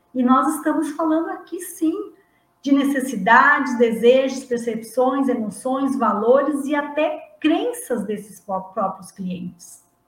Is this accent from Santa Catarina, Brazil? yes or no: yes; Santa Catarina, Brazil; Não sou gaúcha, eu sou de Santa Catarina mas está ali pertinho